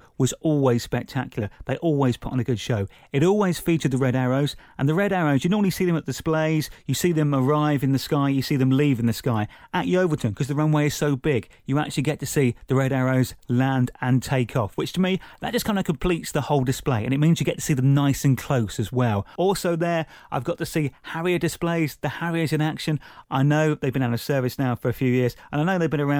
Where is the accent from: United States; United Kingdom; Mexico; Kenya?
United Kingdom; Buckinghamshire, South East England; growing up in Buckinghamshire near RAF Halton that used to have an annual air show